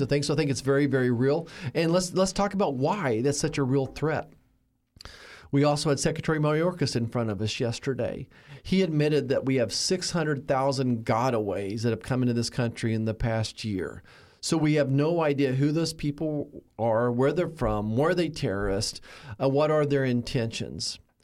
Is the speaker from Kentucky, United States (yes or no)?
no; Kansas, United States; my hometown, the same home I grew up